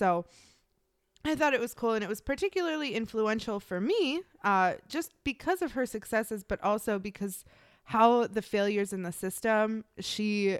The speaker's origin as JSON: {"language": "English", "region": "Midwest", "country": "United States", "said": "I am from the Midwest."}